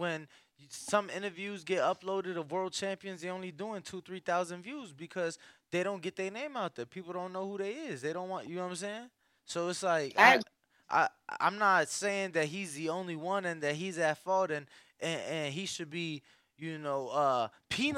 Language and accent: English; Chicago, Illinois, United States; I'm from Chicago